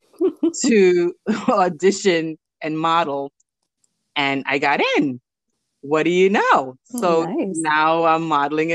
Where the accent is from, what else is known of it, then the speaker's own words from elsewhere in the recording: New York City, New York, United States; also born or lived in Belize; I also grew up in Flatbush too, a little